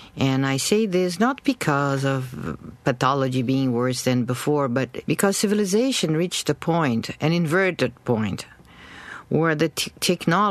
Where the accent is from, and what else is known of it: Brazil; moved away as an adult; also born or lived in New York City, United States